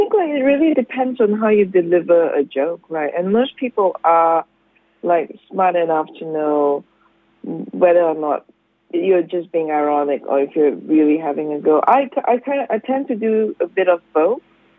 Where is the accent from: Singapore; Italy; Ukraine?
Singapore; now in Australia; I'm Singaporean.